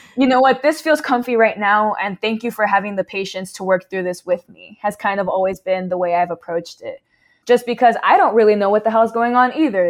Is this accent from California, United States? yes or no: yes; Southern California, United States; We grew up in SoCal